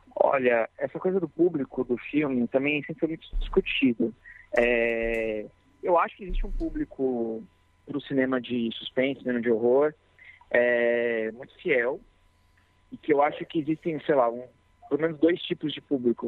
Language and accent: Portuguese; Mairiporã, São Paulo, Brazil; eu nasci em Mariporã, que é uma cidade próxima aqui de São Paulo